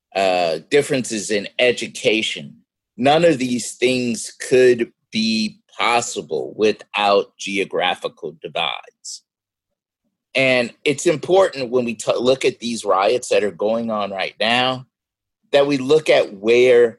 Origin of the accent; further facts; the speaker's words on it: Arkansas, United States; we're all from Arkansas, we're all in Arkansas